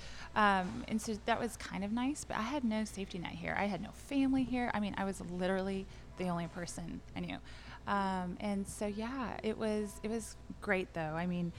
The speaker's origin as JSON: {"language": "English", "area": "Orange County", "region": "Southern California", "country": "United States", "tie": "born or raised there", "moved": "as an adult", "lives_now": "Dallas, United States", "said": "I'm from Orange County."}